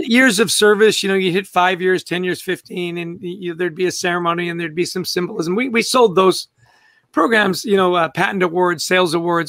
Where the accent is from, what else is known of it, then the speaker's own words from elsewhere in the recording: Vancouver, British Columbia, Canada; also born or lived in Edmonton, Alberta; born in Edmonton, grew up in Vancouver, British Columbia, spectacularly beautiful city